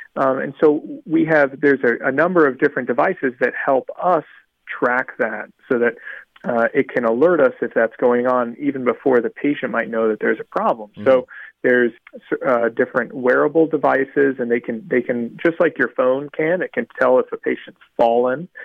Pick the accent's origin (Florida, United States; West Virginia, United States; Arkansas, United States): Florida, United States; South; I grew up down here in South Florida